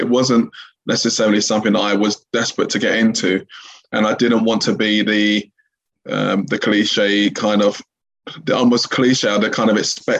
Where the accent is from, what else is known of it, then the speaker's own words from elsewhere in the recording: London, United Kingdom; I was born and raised in East London